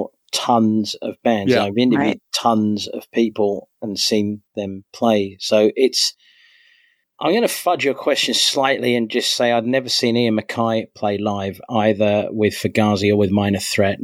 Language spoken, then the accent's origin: English; London, United Kingdom; growing up in London